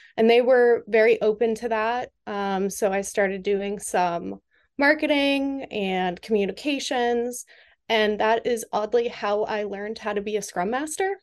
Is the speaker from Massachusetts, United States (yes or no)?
yes; Western Massachusetts, United States; moved away as an adult; now in Washington, D.C., United States; I am from Western Massachusetts, not Boston